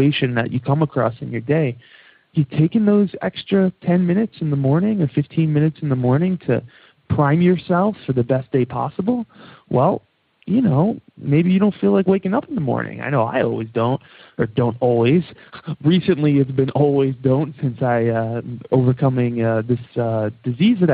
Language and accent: English; New York, United States; accent: New York; my New York accent kicking in there